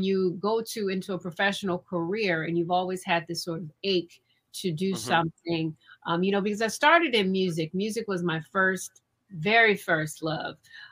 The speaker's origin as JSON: {"language": "English", "town": "Cleveland", "region": "Ohio", "country": "United States", "tie": "born or raised there", "said": "I'm from Cleveland, Ohio, born and raised."}